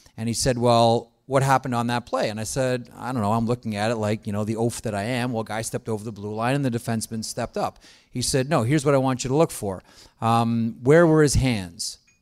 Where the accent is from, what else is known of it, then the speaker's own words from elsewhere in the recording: Toronto, Ontario, Canada; we both grew up in Toronto